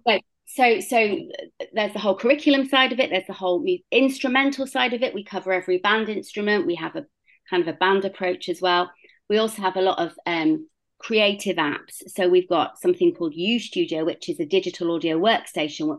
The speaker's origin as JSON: {"language": "English", "town": "Bristol", "region": "South West England", "country": "United Kingdom", "tie": "born or raised there", "also_born_or_lived": "South Africa", "moved": "as an adult", "said": "So, as you can hear, I'm British. I grew up in Bristol, um, which is a fairly large city in the southwest of the UK"}